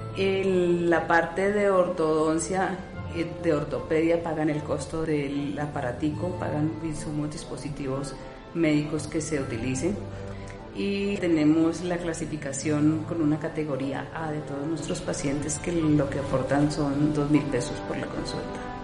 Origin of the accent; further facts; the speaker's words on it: Colombia; como colombianos inquietos que somos